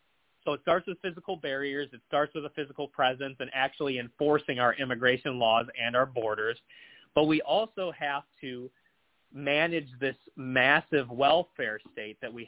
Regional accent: Cleveland, Ohio, United States; growing up in Northeast Ohio or around Greater Cleveland

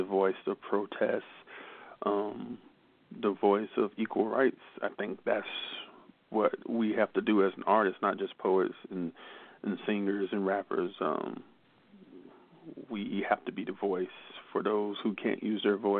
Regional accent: United States; first language English; now in Germany; I'm usually the only American, and I'm the only English-spoken poet

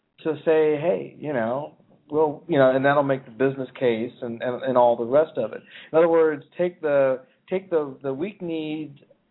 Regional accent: Philadelphia, Pennsylvania, United States; moved away; also born or lived in California; I'm actually from Philadelphia.

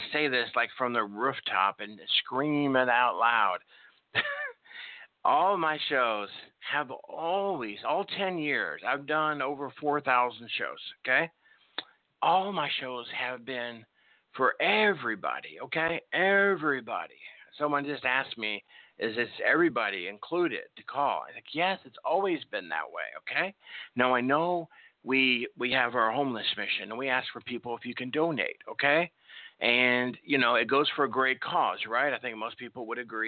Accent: Chicago, Illinois, United States; Chicago, my hometown where I was born.

